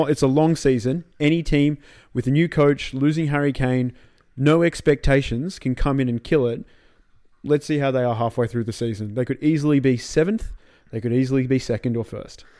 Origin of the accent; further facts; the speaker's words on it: Australia; as an Australian